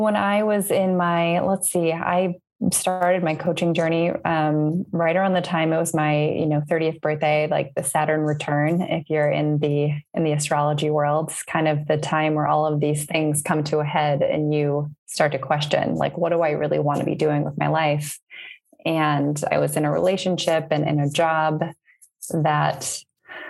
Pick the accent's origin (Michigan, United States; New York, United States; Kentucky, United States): Michigan, United States; Northville; moved away as an adult; now in Berlin, Germany; I'm originally from, Northville, Michigan, just right outside of the Ann Arbor area.